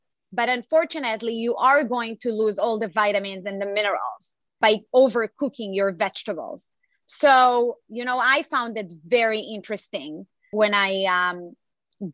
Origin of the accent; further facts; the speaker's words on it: Israel; English is a second language; now in United States; I was born and raised in Israel